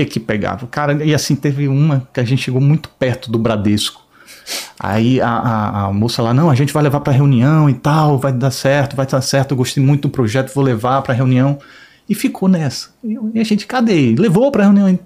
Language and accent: Portuguese; Maceió, Alagoas, Brazil; moved away as an adult; now in Rio de Janeiro, Brazil; Eu nasci em Maceió